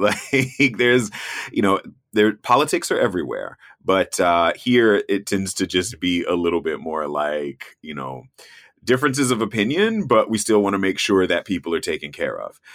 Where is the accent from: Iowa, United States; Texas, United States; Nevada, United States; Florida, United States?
Florida, United States; North; moved away; I grew up in Florida, I grew up in North Florida